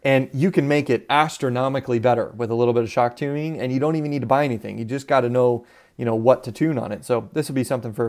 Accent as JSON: {"language": "English", "region": "Southwest", "country": "United States", "tie": "born or raised there", "said": "You know, I would use the term, but where I grew up in the Southwest area, a buggy is not what they would call a buggy. We called them dune buggies, and they're buggies that are made for the sand."}